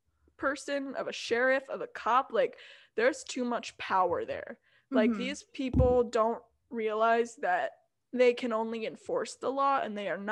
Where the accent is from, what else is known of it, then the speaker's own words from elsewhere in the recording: Minnesota, United States; I, like, used to be proud to be like, yeah, I'm Minnesotan.